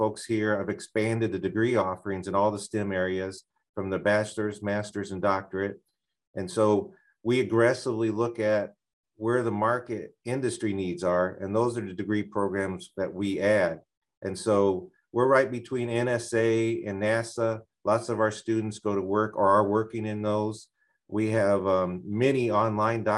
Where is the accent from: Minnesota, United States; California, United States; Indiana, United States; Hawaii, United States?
Indiana, United States; Hammond; moved away as an adult; also born or lived in Chicago area; now in Laurel, Maryland, United States; I'm from the northwest corner of Indiana. I was born in Hammond, Indiana